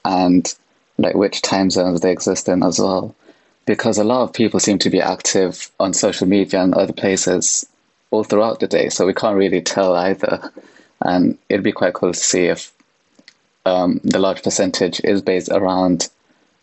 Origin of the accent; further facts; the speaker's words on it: United Kingdom; I'm from the UK